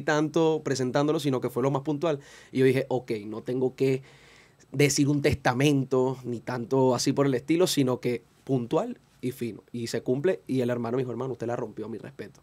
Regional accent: Caracas, Capital District, Venezuela; Yo nací en Katia, me crié en Katia hasta los 20 años aproximadamente

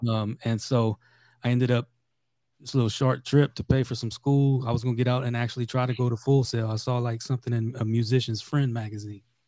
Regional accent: South Louisiana, United States; I'm from, I'm from South Louisiana originally

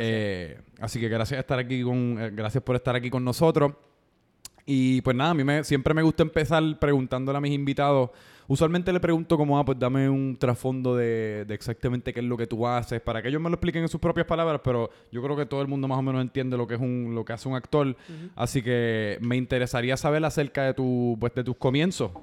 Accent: San Juan, Puerto Rico; yo me crié en San Juan

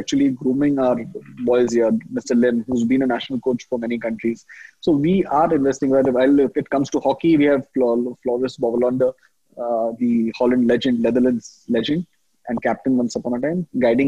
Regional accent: Mumbai, Maharashtra, India; moved away as an adult; now in Jamshedpur, India; I'm born and brought up in Mumbai

